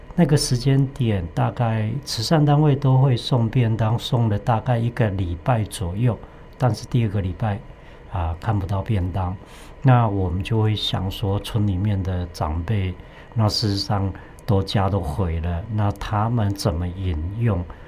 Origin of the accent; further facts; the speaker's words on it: Guoxing, Nantou County, Taiwan; 我来自蓝头国新乡